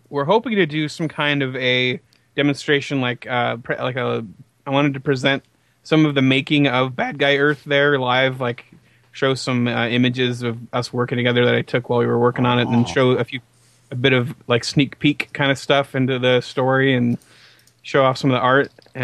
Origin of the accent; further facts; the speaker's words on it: Portland, Oregon, United States; moved away; I'm from Portland.